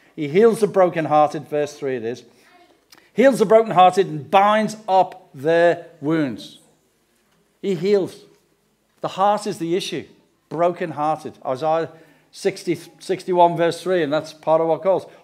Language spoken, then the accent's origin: English; England, United Kingdom; we come from England